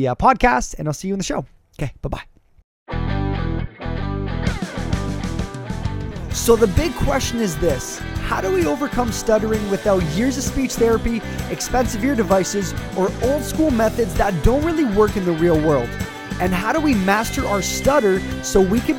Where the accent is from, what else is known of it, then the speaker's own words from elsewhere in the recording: Canada; I'm a Canadian